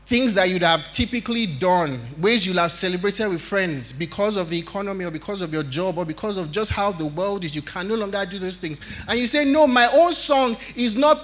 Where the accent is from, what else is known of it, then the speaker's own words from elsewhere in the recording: Nigeria; as Nigerian parents